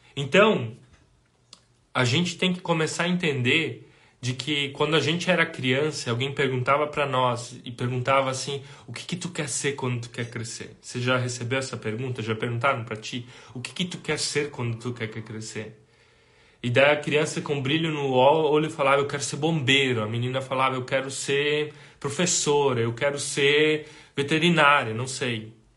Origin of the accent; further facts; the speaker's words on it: Brazil; Nós somos brasileiros